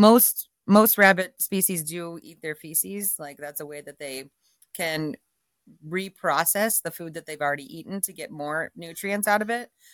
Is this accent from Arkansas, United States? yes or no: no; Dayton, Ohio, United States; moved away as an adult; now in Jackson Hole, United States; I am a Midwesterner from Ohio, Dayton area, and grew up there, you know, very much suburbia, uh, in a, in a small suburb outside of Dayton